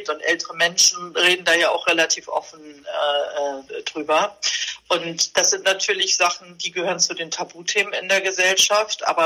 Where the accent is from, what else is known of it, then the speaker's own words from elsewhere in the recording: Bremerhaven, Bremen, Germany; Aber ich fahre nach Bremerhaven und ich mag auch Bremerhaven und äh, das ist auch meine Heimatstadt.